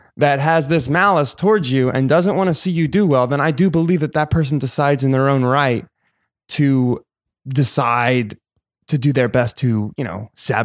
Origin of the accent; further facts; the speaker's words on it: East Coast, United States; You know, I grew up on the East Coast.